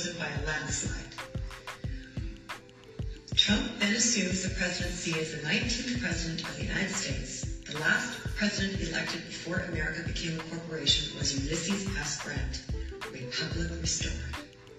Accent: Canada; I'm Canadian

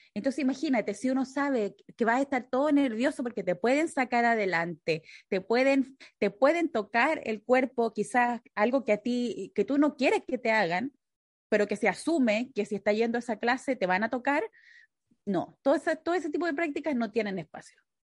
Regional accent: Chile; moved away as an adult; now in United States; cuando yo me vine de Chile acá a Estados Unidos

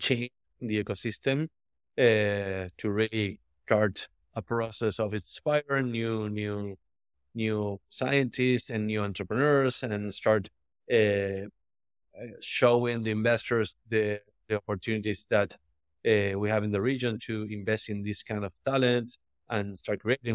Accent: Argentina; I'm from Argentina

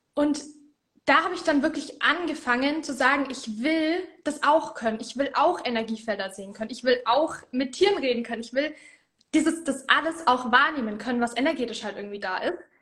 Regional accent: Middle Franconia, Bavaria, Germany; ich komme aus Mittelfranken

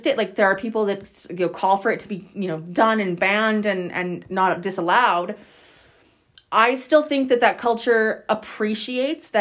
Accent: Saskatchewan, Canada; I'm from Saskatchewan, born and raised.

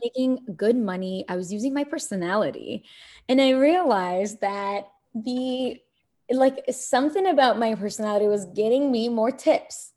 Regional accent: Kuwait; also born or lived in Egypt / New York; now in United States; I'm born in Egypt. I was raised in Kuwait

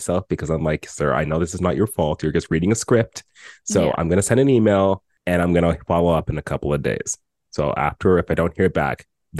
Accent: Canada

